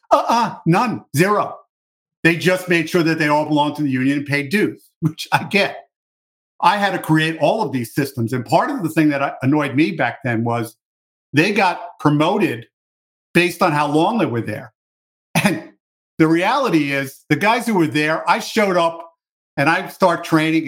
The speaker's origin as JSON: {"language": "English", "town": "New York City", "region": "New York", "country": "United States", "tie": "born or raised there", "said": "I grew up in New York City."}